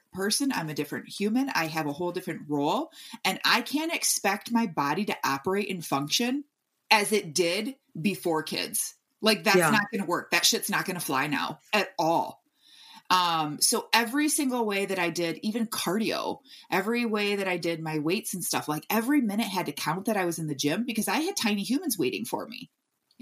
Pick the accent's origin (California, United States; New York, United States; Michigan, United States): Michigan, United States; I'm from Michigan, so we had basements there